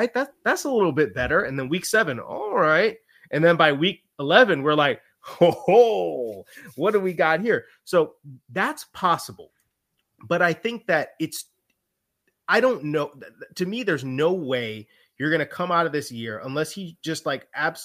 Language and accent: English; Chicago, Illinois, United States; I'm from Chicago, I'm a Bears fan.